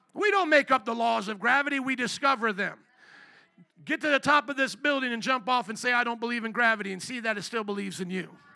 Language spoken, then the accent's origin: English; United States; I am a kingdom citizen before I'm an American citizen, before I'm Polish and Italian